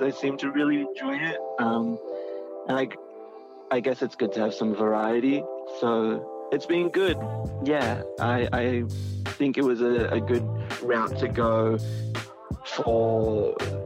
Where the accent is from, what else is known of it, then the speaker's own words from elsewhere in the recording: Sydney, New South Wales, Australia; I am from Sydney, Australia